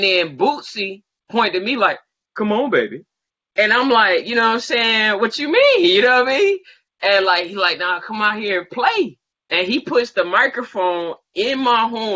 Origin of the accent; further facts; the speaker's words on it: Macon, Georgia, United States; I'm from Macon. So, like, growing up, you always heard about …